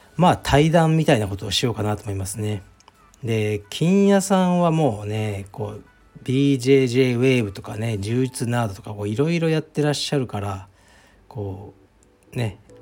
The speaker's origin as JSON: {"language": "Japanese", "region": "Fukuoka", "country": "Japan", "tie": "born or raised there", "moved": "yes", "said": "福岡に来いとでうちの実家に泊まれ"}